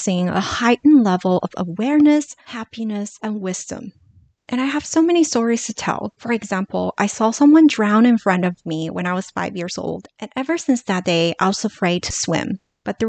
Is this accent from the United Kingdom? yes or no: no; Los Angeles, California, United States; growing up in Los Angeles and being so close to Hollywood, when I was in middle school